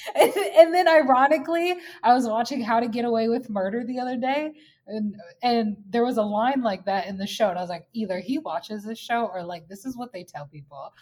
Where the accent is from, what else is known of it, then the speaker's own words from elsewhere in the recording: United States; now in Minneapolis, United States; I'm an American